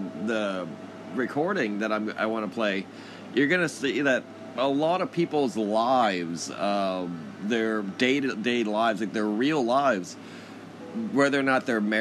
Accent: Corpus Christi, Texas, United States; also born or lived in Houston, Texas; in Corpus, it's surprisingly dark where I am currently, my hometown

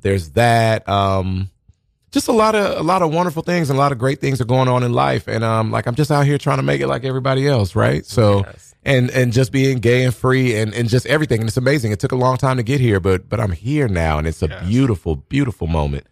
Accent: Omaha, Nebraska, United States; now in New York, United States; I'm originally from Omaha, Nebraska.

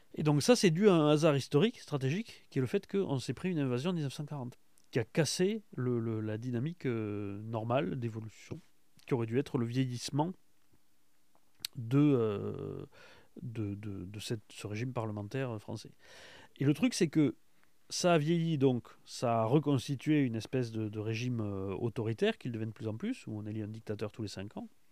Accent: France; en tant que Français

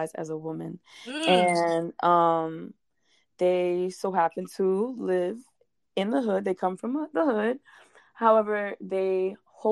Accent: New York City, New York, United States; I am from the Bronx, New York

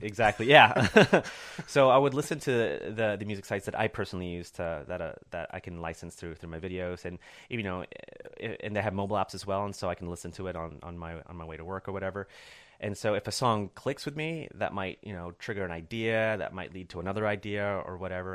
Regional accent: Corona, California, United States; also born or lived in Chicago / Orange County; grew up in a small town, uh, uh, east of L A called Corona

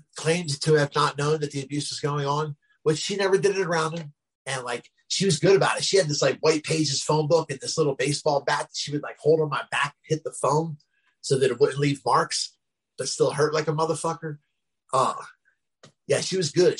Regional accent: Glassboro, New Jersey, United States; I was the first homeless person in my hometown, Glassboro, New Jersey

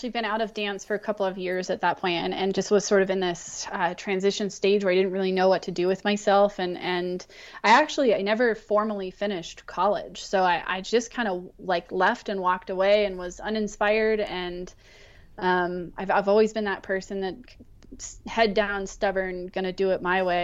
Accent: Montana, United States; also born or lived in Wyoming / California; So I, I grew up in Montana, Wyoming, and California.

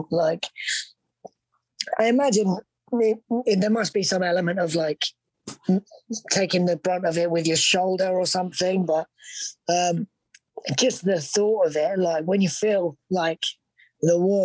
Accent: United Kingdom; accent: British; my British accent

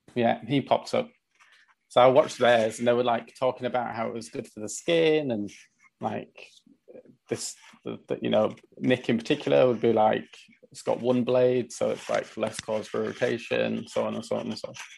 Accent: Leeds, Yorkshire and the Humber, United Kingdom; also born or lived in London; I'd moved from London back to Leeds. So like I'm in Leeds right now.

